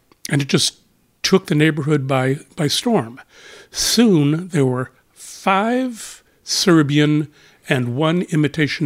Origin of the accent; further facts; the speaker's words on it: Akron, Ohio, United States; I am from Akron, Ohio